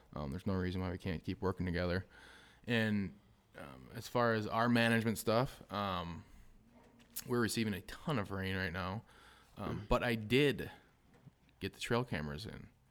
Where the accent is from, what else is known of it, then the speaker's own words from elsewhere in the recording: Southwest Wisconsin, United States; we're from Southwest, Southwest Wisconsin.